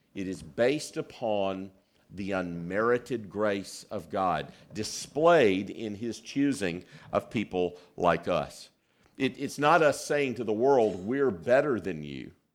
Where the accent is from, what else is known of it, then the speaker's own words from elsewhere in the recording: South Carolina, United States; I was born in South Carolina